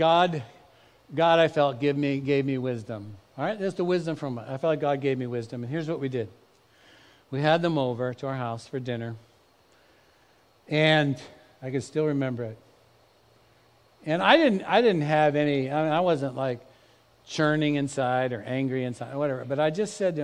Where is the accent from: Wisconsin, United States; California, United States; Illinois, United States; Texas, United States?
California, United States; Bay Area; also born or lived in Dallas; both Eve and I grew up in the Bay Area